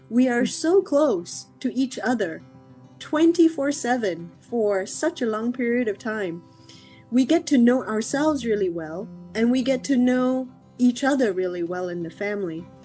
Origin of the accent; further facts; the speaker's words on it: Singapore; also born or lived in Malaysia / Australia / Ireland; now in California, United States; I am uh, talking to you from California, USA, but I was born in Malaysia, grew up in Singapore and Australia.